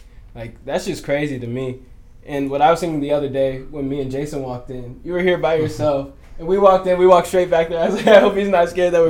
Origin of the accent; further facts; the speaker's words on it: Gainesville, Virginia, United States; moved away; also born or lived in California; Yeah, I grew up in Gainesville, Virginia